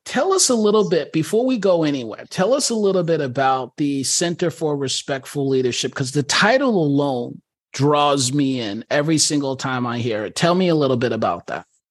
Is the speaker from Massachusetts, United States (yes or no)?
no; New York, United States; I'm a New Yorker